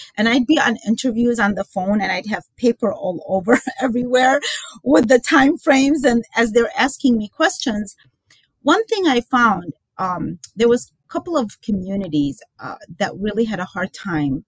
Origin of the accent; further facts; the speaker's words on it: Baghdad, Baghdad Governorate, Iraq; now in United States; I was born in Baghdad